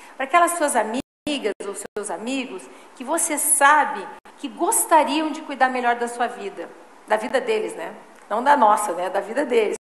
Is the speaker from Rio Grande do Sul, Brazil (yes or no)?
yes; Porto Alegre, Rio Grande do Sul, Brazil; also born or lived in Taquaritinga, São Paulo; moro em Porto Alegre há mais de 50 anos já, né? Meus pais se mudaram quando eu era pequena